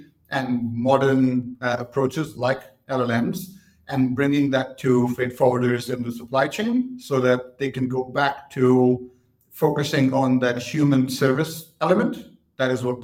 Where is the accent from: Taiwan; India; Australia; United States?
India; Mumbai, Maharashtra; moved away as an adult; also born or lived in Cambridge, United Kingdom; now in London, United Kingdom; I was born in Mumbai. I grew up in Mumbai, did my school there